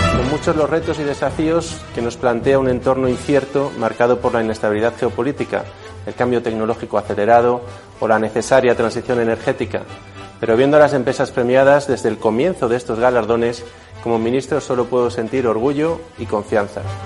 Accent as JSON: {"language": "Spanish", "country": "Spain", "said": "como españoles"}